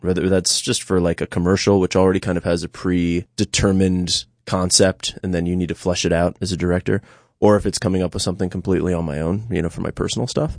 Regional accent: New York City, New York, United States; moved away as an adult; now in Catskills, United States; I was born and raised in New York City.

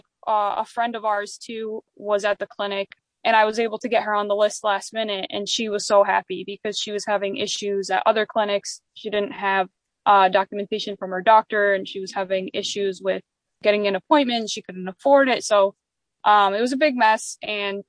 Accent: Sullivan County, New York, United States; I grew up in Sullivan County as well

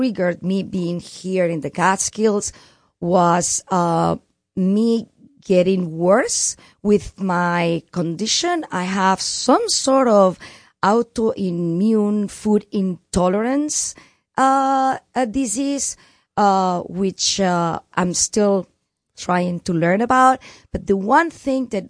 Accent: Barcelona, Catalonia, Spain; moved away; I'm from Barcelona, which is Catalonia

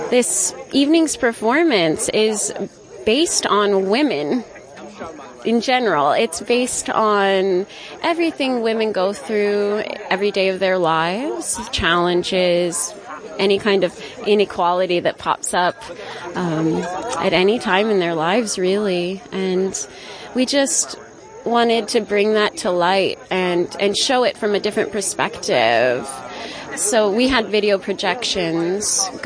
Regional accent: Manhattan, New York, United States; now in Narrowsburg, United States; I'm a local. My husband and I moved to Narrowsburg about two years ago, and we're from Manhattan.

